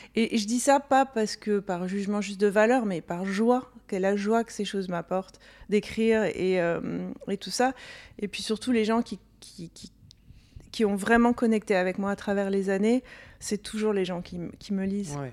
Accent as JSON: {"language": "French", "region": "Corsica", "country": "France", "tie": "born or raised there", "moved": "yes", "lives_now": "United States", "said": "j'ai grandi en Corse"}